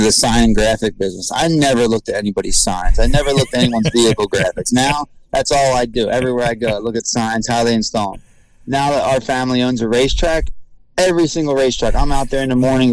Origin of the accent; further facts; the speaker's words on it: Maple Grove, Pennsylvania, United States; And it's my hometown.